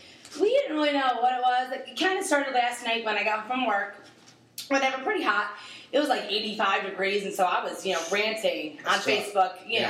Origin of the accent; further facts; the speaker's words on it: New York, United States; moved away; I'm from New York originally.